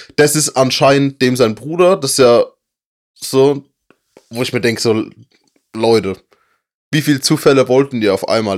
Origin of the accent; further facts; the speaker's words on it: Germany; wir sind Deutsche